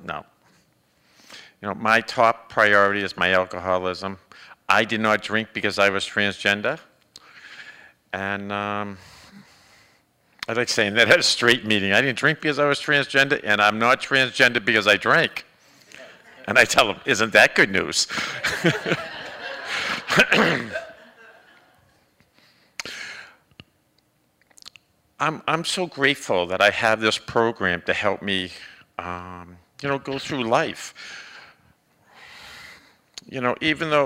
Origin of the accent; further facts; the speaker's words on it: Boston, Massachusetts, United States; moved away; back when I was in my teens, and I come from Boston